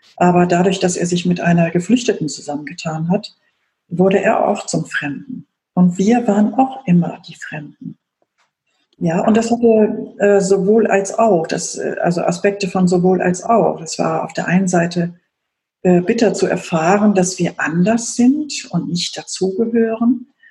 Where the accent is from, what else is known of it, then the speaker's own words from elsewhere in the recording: Germany; ich in der Bundesrepublik aufgewachsen bin